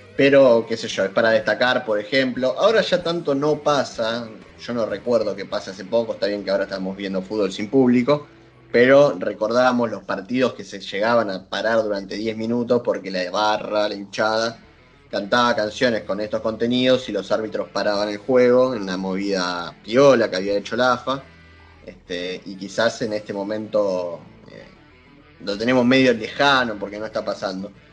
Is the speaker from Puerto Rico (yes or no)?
no; Argentina; nuestro pueblo, el pueblo argentino